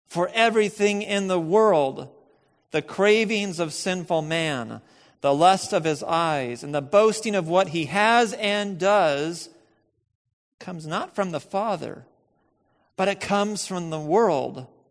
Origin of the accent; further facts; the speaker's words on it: United States; we are American